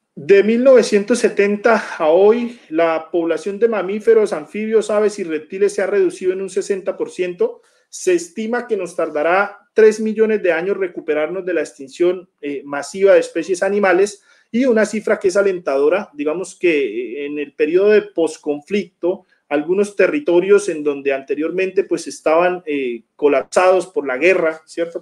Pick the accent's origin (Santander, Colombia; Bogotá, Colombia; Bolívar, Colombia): Santander, Colombia; Bucaramanga; now in Piedecuesta, Colombia; yo, soy de Bucaramanga, pero vivo en pie de cuesta, que es el área metropolitana de Bucaramanga